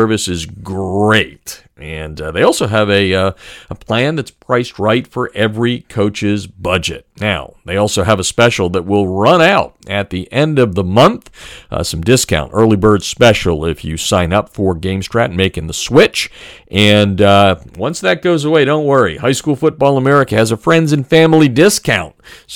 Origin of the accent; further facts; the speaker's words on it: Pennsylvania, United States; Growing up in Pennsylvania